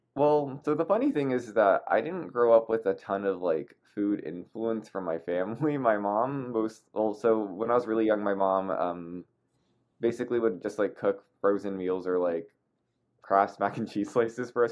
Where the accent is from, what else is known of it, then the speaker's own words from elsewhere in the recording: Torrance, California, United States; also born or lived in Taipei, Taiwan; I grew up in a suburb called Torrance